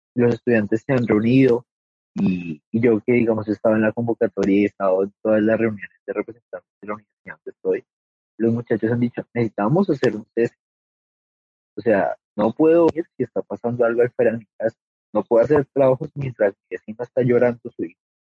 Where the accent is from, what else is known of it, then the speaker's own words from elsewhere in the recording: Colombia; todos somos colombianos